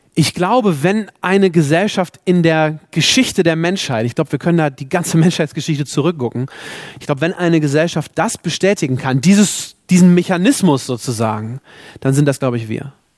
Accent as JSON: {"language": "German", "country": "Germany", "also_born_or_lived": "South Sudan", "said": "als Deutsche, die wir in diesem Land leben dürfen"}